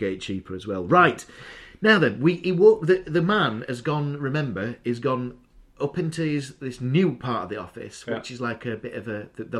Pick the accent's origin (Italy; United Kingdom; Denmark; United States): United Kingdom; Doncaster, Yorkshire and the Humber; now in Pontefract, United Kingdom; I'm from Doncaster, but now I live in Pontefract.